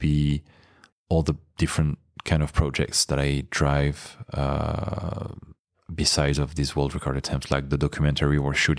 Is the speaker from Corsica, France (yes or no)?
no; Nice, Provence-Alpes-Côte d'Azur, France; For now, the water in which I'm training in Nice, in my hometown, is about like 11 degrees.